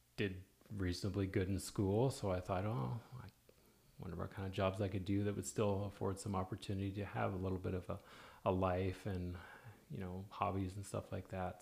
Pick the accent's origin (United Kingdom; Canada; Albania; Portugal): Canada; now in Oklahoma, United States; Oklahoma is very similar to where I grew up